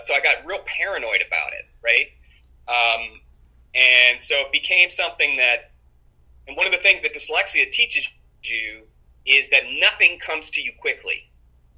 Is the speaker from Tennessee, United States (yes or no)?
no; Cleveland, Ohio, United States; also born or lived in Plymouth, Massachusetts; I was born in Plymouth, Massachusetts, but I grew up mostly in Cleveland, Ohio.